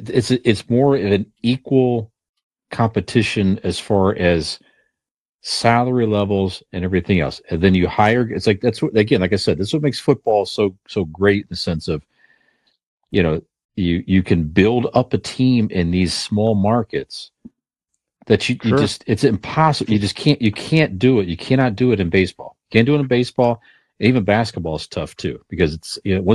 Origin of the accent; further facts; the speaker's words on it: Cleveland, Ohio, United States; we're from Cleveland area, in Northeast Ohio area here.